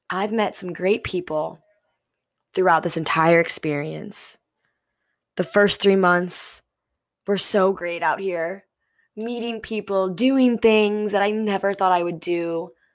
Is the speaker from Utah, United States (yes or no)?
no; St. Louis, Missouri, United States; moved away as an adult; I grew up, born and raised in Saint Louis, Missouri